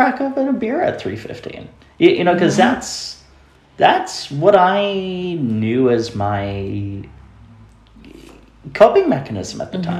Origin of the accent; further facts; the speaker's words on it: the North Country, New York, United States; when you're a disabled person growing up in the North Country where there are not a lot of resources